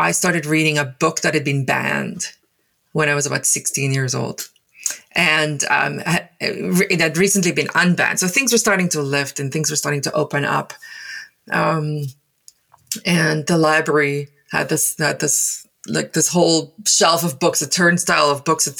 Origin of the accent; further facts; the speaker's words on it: Paarl, Western Cape, South Africa; first language Afrikaans; English is a second language; moved away as an adult; also born or lived in Taiwan; now in Surrey, Canada; as a child growing up in South Africa, in a town called Paarl